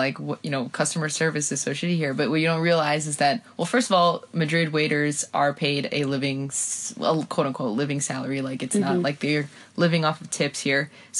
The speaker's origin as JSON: {"language": "English", "country": "Guatemala", "accent": "Guatemalan", "said": "You know, I'm over here, you know, with my Guatemalan voice, like, vení para acá, fíjate vos, fíjate, fíjate, va, que va, bah."}